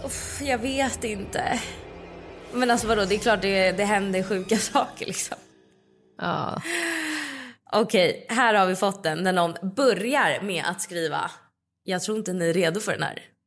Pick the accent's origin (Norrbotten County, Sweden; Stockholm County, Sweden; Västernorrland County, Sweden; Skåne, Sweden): Stockholm County, Sweden; Stockholm; i vår lägenhet som jag växte upp i, i Midsommarkransen.